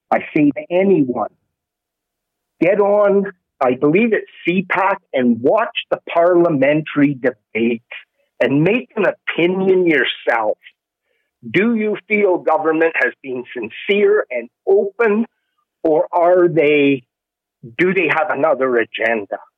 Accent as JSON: {"language": "English", "country": "Canada", "said": "as a Canadian"}